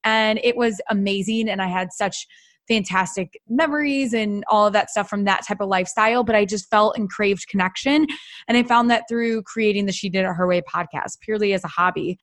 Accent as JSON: {"language": "English", "region": "Iowa", "country": "United States", "said": "I'm originally from Iowa."}